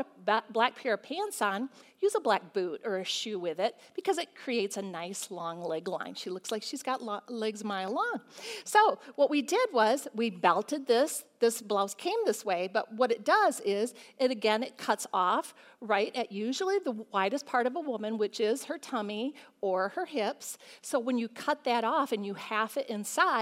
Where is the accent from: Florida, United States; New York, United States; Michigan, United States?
Michigan, United States; we're from Michigan and we have to wear coats a lot